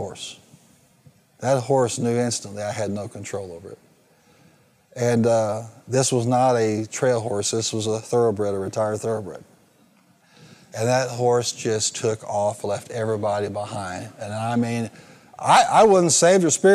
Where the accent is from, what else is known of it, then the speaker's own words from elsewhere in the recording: the American West, United States; if I'm American, I'm from the West